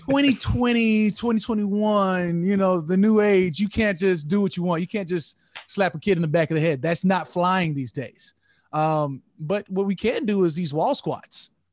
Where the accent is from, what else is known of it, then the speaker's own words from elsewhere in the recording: Arizona, United States; also born or lived in Minnesota; now in United Kingdom; I'm from Arizona. Like, I was born in Minnesota, but I'm from Arizona.